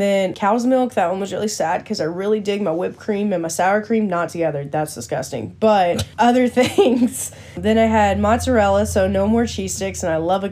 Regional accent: Bryan, Texas, United States; we're from the Bryan area growing up

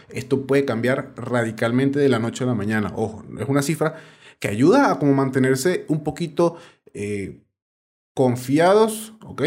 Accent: Venezuela; now in Colombia; yo estoy en Colombia y tengo algunos documentos vencidos, en el caso porque soy venezolano

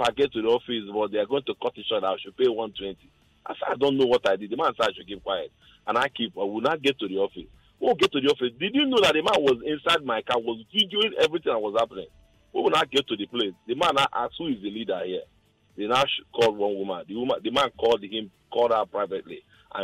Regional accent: Imo, Nigeria; now in Lagos, Nigeria; I'm from Imo State

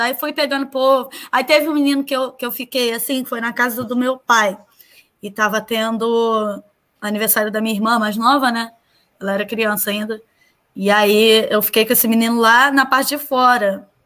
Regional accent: Nova Iguaçu, Rio de Janeiro, Brazil; eu nasci em Nova Iguaçu

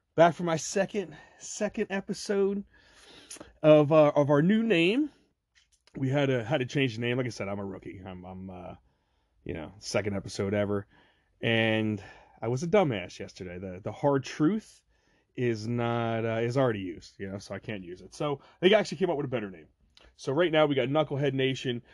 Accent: Ocean County, New Jersey, United States; I'm from Ocean County, New Jersey

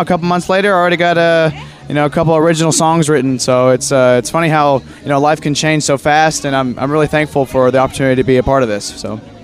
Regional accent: Conway, Arkansas, United States; I've been in Conway, Arkansas my whole life

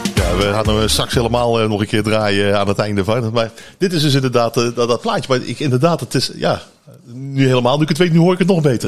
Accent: North Brabant, Netherlands; wij als Brabanders

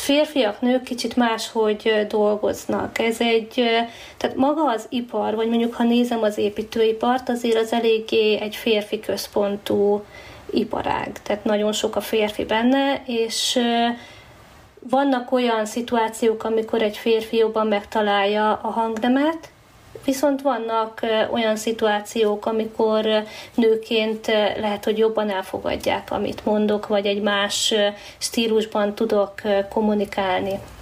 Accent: Hungary; moved away as an adult; itthon a, az évszakok, meg a természet, tehát az eh, szinte semmivel nem fogható, hát ebben nőttünk fel

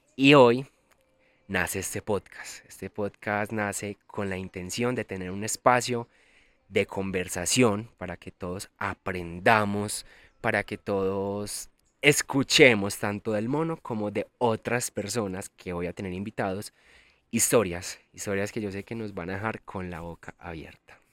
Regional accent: El Carmen de Viboral, Antioquia, Colombia; moved away as an adult; now in Medellín, Colombia; soy de Medellín, bueno, en realidad vivo en Medellín hace un par de años, pero soy del Carmen de Vioral. A mucho honor soy de pueblo y amo los pueblos. Viví 25 años de mi vida en el Carmen

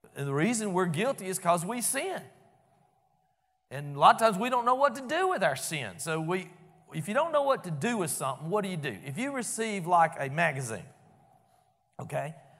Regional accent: Albany, United States; I grew up over in First Baptist Albany

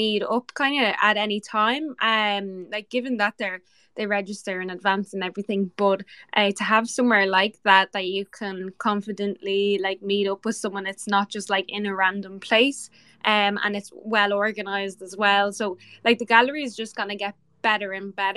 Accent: Ireland; I'm the Irish girl here

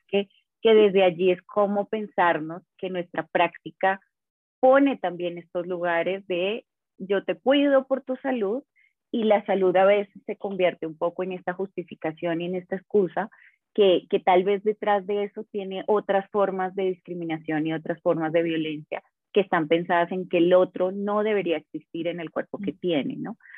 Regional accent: Colombia; soy, soy de acá de Colombia

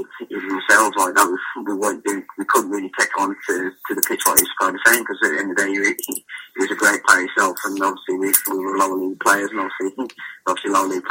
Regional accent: Walsall, West Midlands, United Kingdom; I was fortunate enough to play for my hometown club, the club I support as a kid growing up

